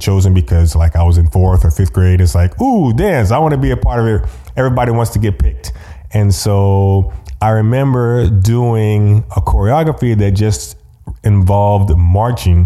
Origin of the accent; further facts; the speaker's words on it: Austin, Texas, United States; also born or lived in Lubbock, Texas / New Brunswick, New Jersey; for fourth grade, we were back in Texas, but we were in Austin, actually, which is actually where I'm living now